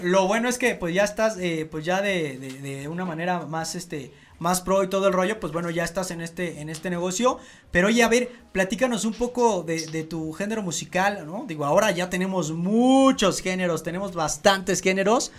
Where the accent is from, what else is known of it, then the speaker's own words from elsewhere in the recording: State of Mexico, Mexico; los del Estado de México somos bien fiesteros